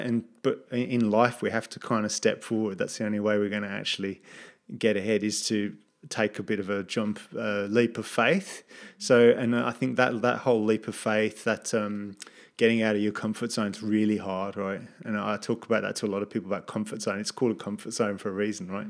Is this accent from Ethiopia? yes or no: no; England, United Kingdom; moved away as an adult; also born or lived in United States; now in Gold Coast, Australia; as a British person in the U S